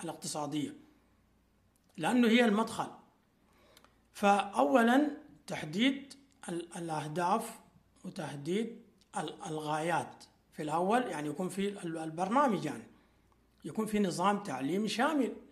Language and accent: Arabic; Sudan; عندنا في السودان